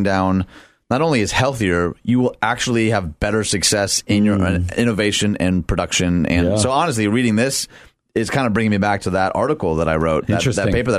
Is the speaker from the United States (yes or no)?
yes; Detroit, Michigan, United States; Detroit, my hometown